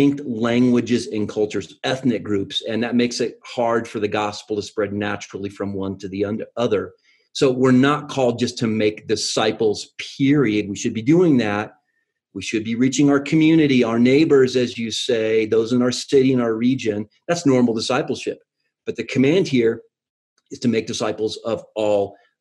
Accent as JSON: {"language": "English", "region": "New Mexico", "country": "United States", "said": "I'm from New Mexico"}